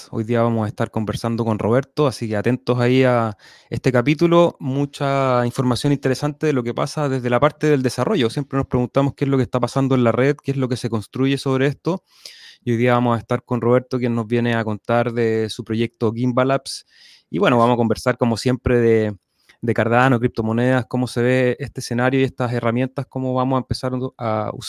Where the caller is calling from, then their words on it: Chile; Hola a todos … de Individuo Digital desde la no tan cálida y no tan soleada costa de Chile.